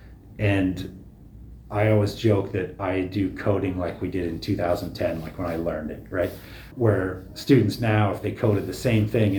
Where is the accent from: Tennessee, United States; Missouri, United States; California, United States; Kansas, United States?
Missouri, United States; the Ozarks, southern; moved away; I grew up in the Ozarks, southern Missouri